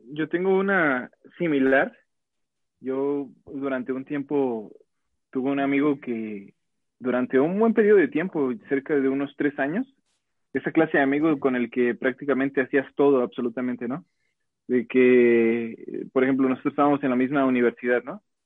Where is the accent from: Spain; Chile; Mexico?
Mexico; Guadalajara, Jalisco; soy de Guadalajara